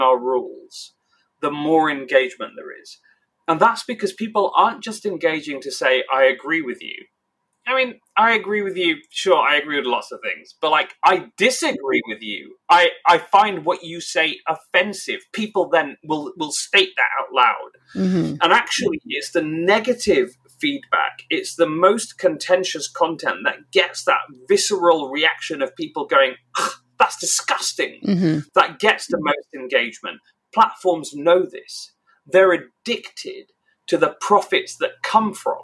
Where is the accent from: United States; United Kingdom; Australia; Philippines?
United Kingdom; England; I'm British and I grew up in England.